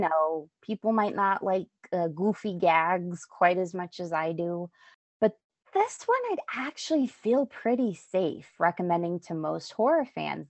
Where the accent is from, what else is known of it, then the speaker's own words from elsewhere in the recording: Albuquerque, New Mexico, United States; I grew up in Albuquerque